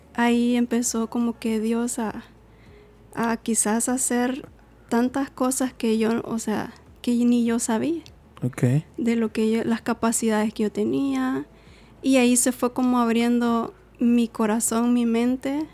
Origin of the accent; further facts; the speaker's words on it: El Salvador; moved away; soy salvadoreña